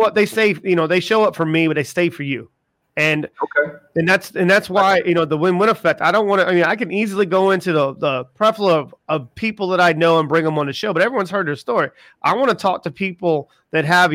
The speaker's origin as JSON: {"language": "English", "region": "South Carolina", "country": "United States", "said": "I'm from South Carolina"}